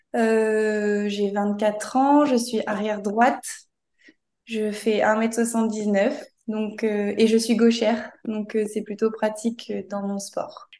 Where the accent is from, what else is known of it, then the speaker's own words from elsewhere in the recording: near Toulouse, Occitania, France; je suis originaire de Toulouse, donc pas loin de Toulouse.